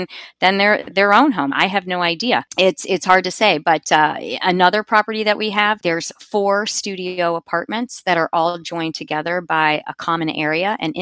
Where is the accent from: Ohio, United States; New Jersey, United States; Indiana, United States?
Ohio, United States; Cincinnati; I'm from Cincinnati, Ohio, so I'm a Buckeyes fan